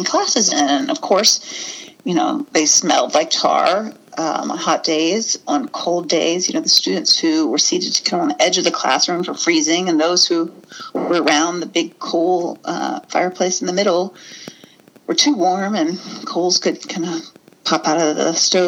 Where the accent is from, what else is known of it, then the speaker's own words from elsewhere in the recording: Prince Edward County, Virginia, United States; moved away as an adult; also born or lived in West Coast; I grew up in Prince Edward County.